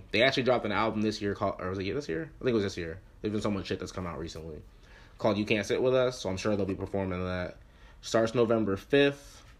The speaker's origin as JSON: {"language": "English", "region": "Florida", "country": "United States", "tie": "born or raised there", "said": "growing up, no one around me cared about … because I grew up in Florida."}